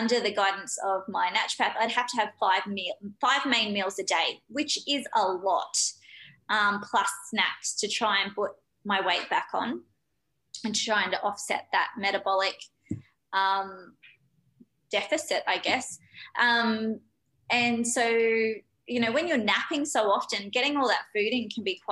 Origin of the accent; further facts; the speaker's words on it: Australia; I'm very Aussie